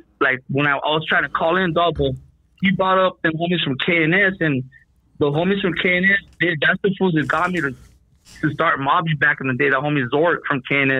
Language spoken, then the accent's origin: English; El Monte, California, United States; Well, all my family's from Rockwood. I'm from Monte.